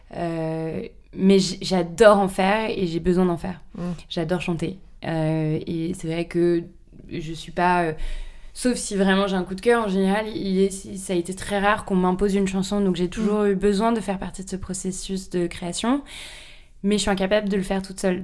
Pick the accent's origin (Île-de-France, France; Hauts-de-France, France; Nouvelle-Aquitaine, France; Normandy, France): Île-de-France, France; Paris; Je suis née à Paris, j'ai grandi à Paris